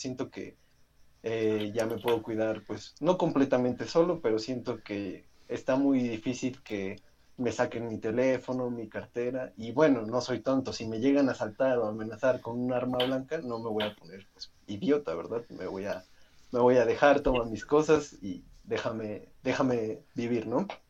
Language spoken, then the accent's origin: Spanish; a municipality in Puebla state, Mexico; moved away as an adult; now in Mexico City, Mexico; Nosotros somos de un municipio y nos fuimos a la ciudad de Puebla, al estado de Puebla, a estudiar